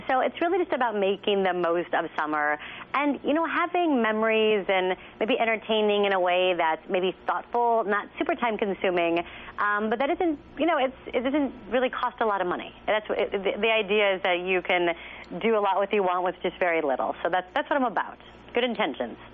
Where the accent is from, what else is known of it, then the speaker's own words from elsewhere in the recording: Texas, United States; I'm from Texas